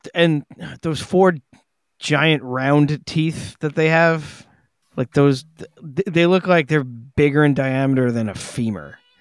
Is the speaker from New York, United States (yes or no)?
yes; New York City, New York, United States; growing up on Staten Island